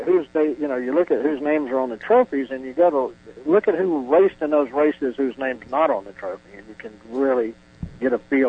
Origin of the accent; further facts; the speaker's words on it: Georgia, United States; also born or lived in Florida; We're from Georgia. I say it this way. I was born in Florida, but by the grace of God, I've turned into a Georgia boy. Lived there quite, you know, probably a large portion of my life. I've lived in Georgia. I went to school there.